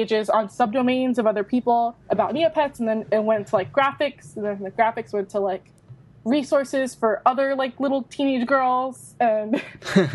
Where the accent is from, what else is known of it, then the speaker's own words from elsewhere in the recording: Florida, United States; moved away as an adult; now in New York City, United States; I'm from Florida. I moved here when I turned 18